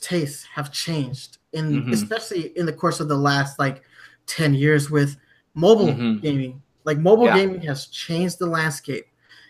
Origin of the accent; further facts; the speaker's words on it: Germany; Like I grew up in Germany and I've, you know, in the UK, their marketing was a little bit better